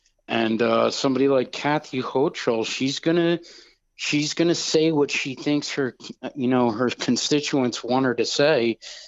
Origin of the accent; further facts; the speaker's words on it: New York, United States; moved away as an adult; in the state of New York, my hometown.